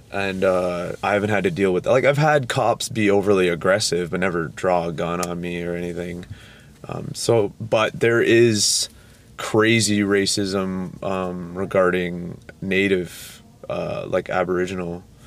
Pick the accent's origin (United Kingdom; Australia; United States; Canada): Canada; Toronto, Ontario; we are from Toronto, Ontario, Canada